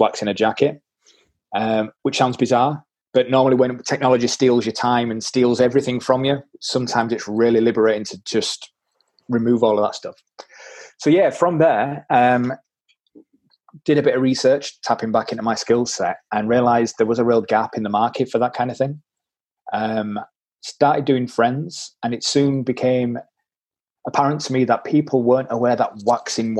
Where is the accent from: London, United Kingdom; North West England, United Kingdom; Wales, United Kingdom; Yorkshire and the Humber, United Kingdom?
Yorkshire and the Humber, United Kingdom; Leeds; accent: Yorkshire; I am a tight Yorkshireman, as you can probably tell by my accent